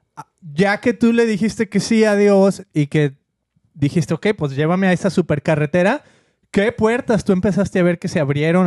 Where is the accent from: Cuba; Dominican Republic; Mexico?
Mexico; now in United States; nuestro país, con México